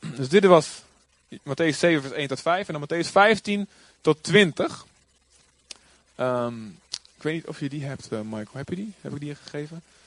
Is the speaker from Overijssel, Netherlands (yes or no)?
yes; Boskamp, Overijssel, Netherlands; moved away; ik kom natuurlijk ook uit Boskamp